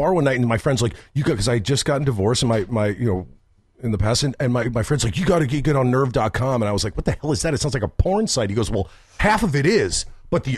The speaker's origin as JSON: {"language": "English", "town": "Wall Township", "region": "New Jersey", "country": "United States", "tie": "born or raised there", "also_born_or_lived": "Chicago", "moved": "yes", "said": "I grew up in Wall Township, New Jersey"}